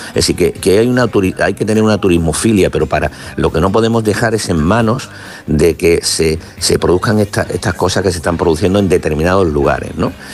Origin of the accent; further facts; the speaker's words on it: Málaga, Andalusia, Spain; soy de Málaga